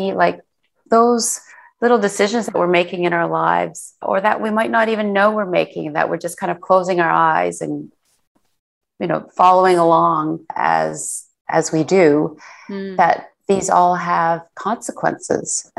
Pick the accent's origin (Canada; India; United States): Canada; I was born in Canada, but my parents are of Korean background.